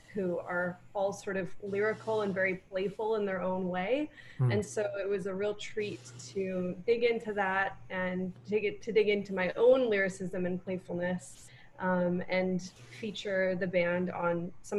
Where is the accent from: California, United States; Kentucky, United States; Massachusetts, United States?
California, United States; Santa Barbara; moved away as an adult; now in New York, United States; I grew up in Santa Barbara, California